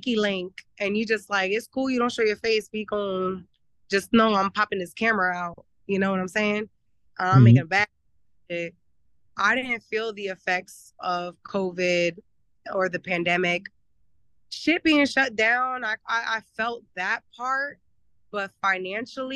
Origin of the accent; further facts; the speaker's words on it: Pennsylvania, United States; now in Miami, United States; I grew up in Pennsylvania.